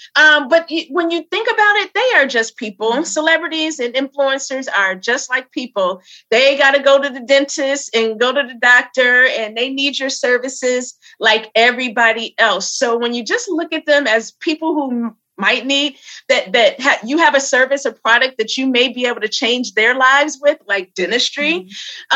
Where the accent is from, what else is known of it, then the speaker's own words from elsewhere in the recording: Flint, Michigan, United States; now in New York City, United States; I am um, in New York City. I hail from Flint, Michigan